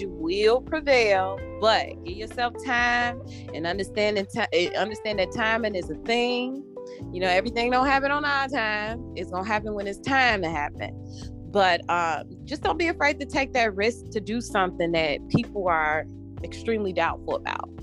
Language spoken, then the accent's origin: English; Chicago, Illinois, United States; I was raised here. I was born and raised here.